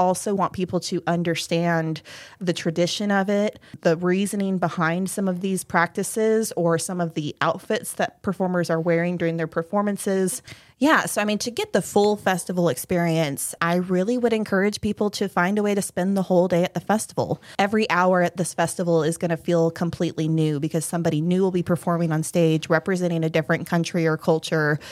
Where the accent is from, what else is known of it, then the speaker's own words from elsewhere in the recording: Hawaii, United States; now in Perry, Georgia, United States; I was raised in Hawaii, so I grew up in a very melting pot environment